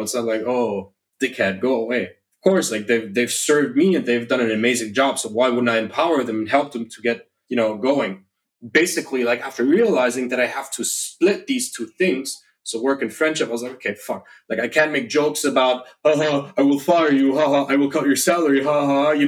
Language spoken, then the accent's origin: English; Germany; now in Indonesia; I was born and raised in Germany